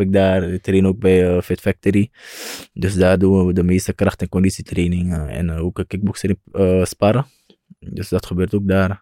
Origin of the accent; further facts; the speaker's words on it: Suriname; Ik kom ook van Suriname.